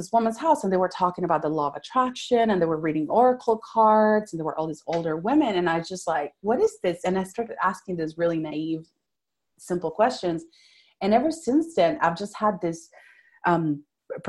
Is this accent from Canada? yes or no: no; Venezuela; first language Spanish; English is a second language; now in Fort Worth, United States; I was born and raised in Venezuela. So I came here in 2000